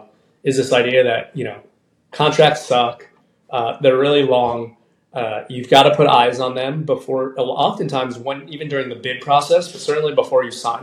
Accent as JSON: {"language": "English", "town": "Miami", "region": "Florida", "country": "United States", "tie": "born or raised there", "said": "I ended up going to my hometown of Miami, the University of Miami School of Law."}